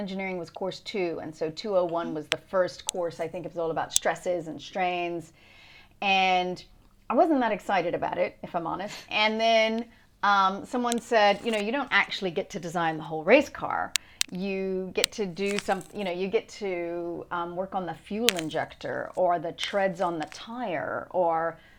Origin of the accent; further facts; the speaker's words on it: Louisiana, United States; moved away as an adult; also born or lived in Boston / New York; now in London, United Kingdom; I'm originally from Louisiana, actually